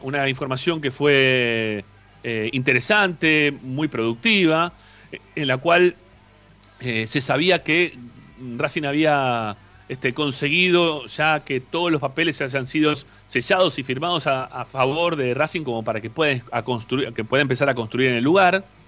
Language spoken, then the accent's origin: Spanish; Monte Grande, Buenos Aires Province, Argentina; yo soy de la zona, yo soy de Monte Grande, soy del partido de Esteban Echeverría